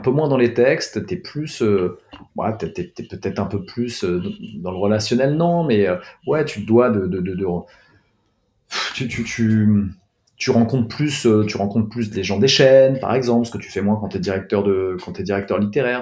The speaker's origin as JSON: {"language": "French", "town": "Paris", "region": "Île-de-France", "country": "France", "tie": "born or raised there", "said": "moi j'ai grandi, j'ai grandi à Paris. Je suis né à Paris, j'y ai grandi"}